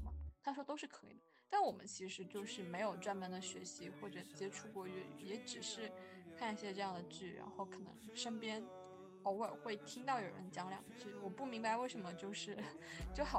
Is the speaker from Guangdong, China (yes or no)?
yes; Guangdong, China; accent: Teochew; first language Teochew; Chinese is a second language; now in Guangzhou, China; 因为我讲的是潮汕话嘛。然后，其实，在广州就我生活的这些年，